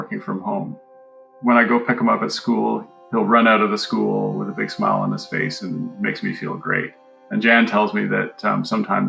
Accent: Canada; We're Canadian

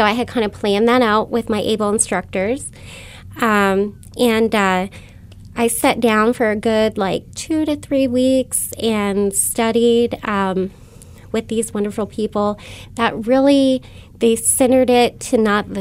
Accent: United States; I grew up in Hawking County, a very impoverished area.

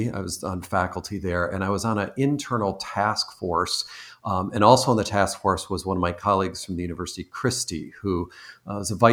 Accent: East Coast, United States; also born or lived in Michigan; I recently moved from Michigan, though I'm originally from the East Coast, and my parents were Canadian, but I I now live on the West Coast

